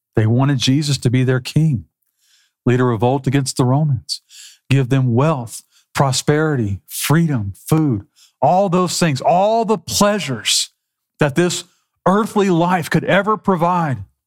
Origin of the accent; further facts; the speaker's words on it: South Texas, United States; Growing up in South Texas